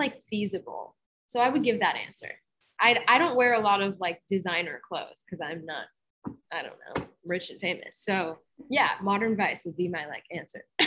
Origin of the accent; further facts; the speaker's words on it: Boston, Massachusetts, United States; moved away; go back to my hometown